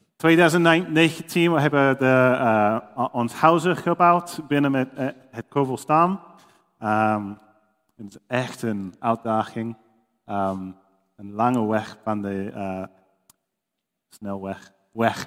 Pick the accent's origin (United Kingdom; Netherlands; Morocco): United Kingdom; England; Dutch is a second language; moved away as an adult; now in Papua New Guinea; ik kom uit Engeland. Je kunt het wel horen, denk ik